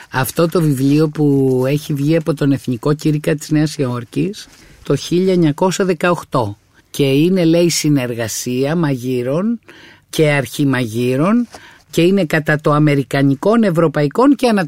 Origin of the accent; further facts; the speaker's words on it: Lefkada, Ionian Islands, Greece; now in Athens, Greece; Εγώ τα έφτασα αυτά στην Αθήνα σε μεγάλα ζαχαροπλαστεία όταν ήρθα από τη Λευκάδα